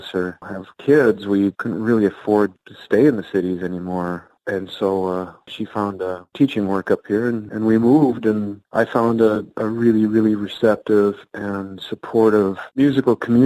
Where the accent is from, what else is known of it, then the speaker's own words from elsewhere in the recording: Austin, Minnesota, United States; now in Duluth, United States; I was raised in Austin, Minnesota, which is at the southern part of the state where the accent isn't quite as thick